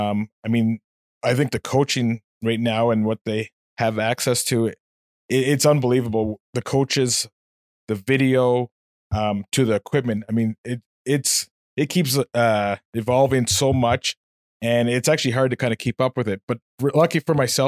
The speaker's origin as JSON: {"language": "English", "town": "Nepean", "region": "Ontario", "country": "Canada", "tie": "born or raised there", "said": "I grew up in Nepean"}